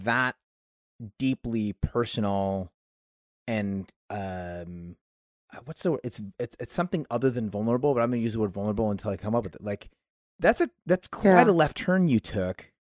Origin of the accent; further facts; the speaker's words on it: Oakland, California, United States; also born or lived in Martinez, California; I was born in Oakland, California. Grew up here.